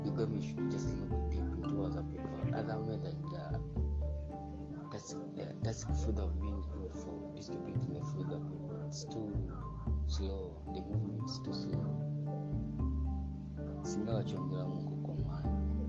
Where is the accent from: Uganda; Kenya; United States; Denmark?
Uganda; Malaba, Eastern Region; I'm from Malaba at the border.